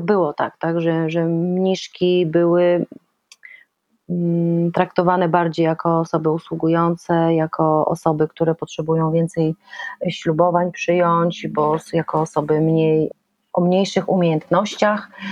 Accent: Szczecin, West Pomeranian Voivodeship, Poland; moved away as an adult; ja jestem szczecinianką i, i przez pierwsze 20 lat y, tam mieszkałam.

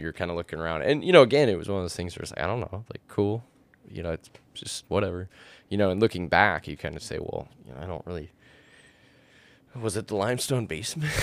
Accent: Martell, Wisconsin, United States; I originally was born in what is the tiny township of Martell, Wisconsin.

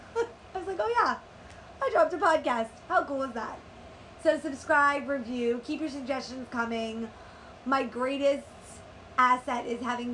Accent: Maplewood, New Jersey, United States; the Hilton section of Maplewood, which happens to be my hometown section of Maplewood

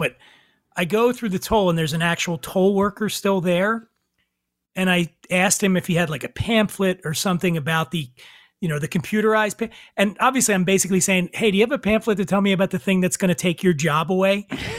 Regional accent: Philadelphia, Pennsylvania, United States; now in Los Angeles, United States; I'm from Philly. That's a city.

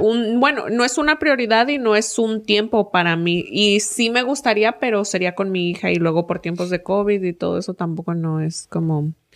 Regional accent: Mexico; now in United States; soy de México

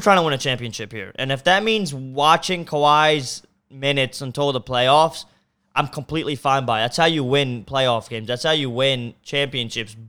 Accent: Maryland, United States; I went to Maryland, so I stayed pretty in state here

